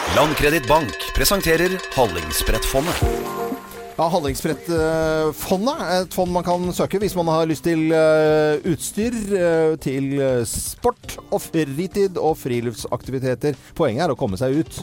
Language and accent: Norwegian; Lærdal, Vestland, Norway; Eh, jeg er fra Sogn. Lærdal i Sogn